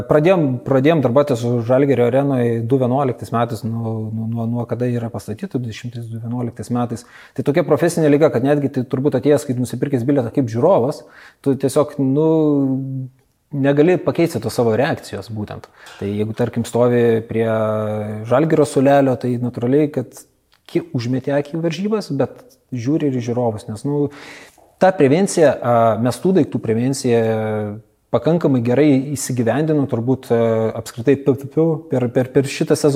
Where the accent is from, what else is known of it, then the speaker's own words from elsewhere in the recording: Kaunas, Kaunas County, Lithuania; aš pats esu kaunietis